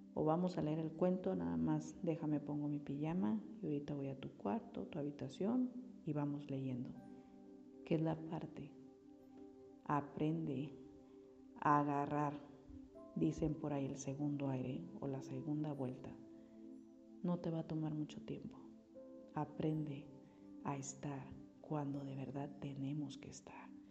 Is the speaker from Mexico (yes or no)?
yes; Mexico; como mexicanos